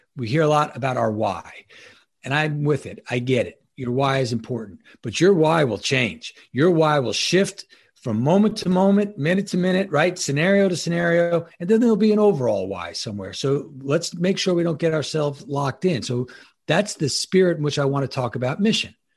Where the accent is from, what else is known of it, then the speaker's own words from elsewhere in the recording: Long Island, New York, United States; moved away as an adult; also born or lived in Annapolis, Maryland; now in Ocean City, United States; I'm originally from New York. I'm um, uh, Long Island, New York, born and bred